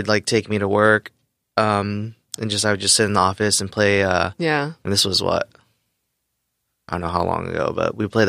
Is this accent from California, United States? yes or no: yes; Novato, California, United States; also born or lived in Los Angeles; Yeah, born in L.A., but moved to Marin County, like nice. Novato.